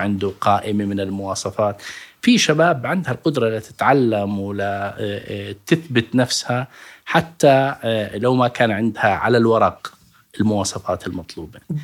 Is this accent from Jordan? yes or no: yes; Al-Karak, Karak Governorate, Jordan; moved away as an adult; also born or lived in Irbid; أنا ابن الكرك ودرست باليرموك